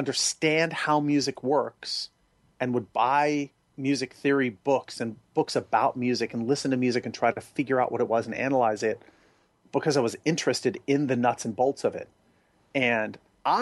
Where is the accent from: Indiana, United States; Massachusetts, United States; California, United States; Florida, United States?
California, United States; San Francisco; moved away; I'm from San Francisco